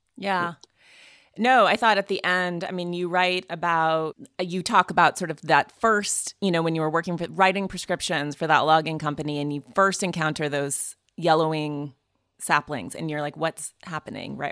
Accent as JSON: {"language": "English", "region": "Montana", "country": "United States", "said": "I'm from Montana"}